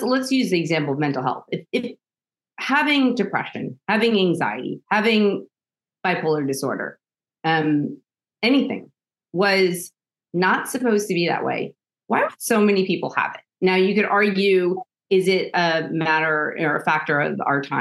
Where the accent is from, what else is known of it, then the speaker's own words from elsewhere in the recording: New York City, New York, United States; now in Germany; I grew up in Staten Island, New York